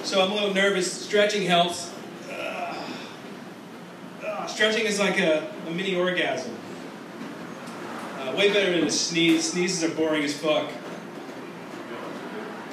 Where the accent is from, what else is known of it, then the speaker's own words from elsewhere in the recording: New York, United States; I'm from New York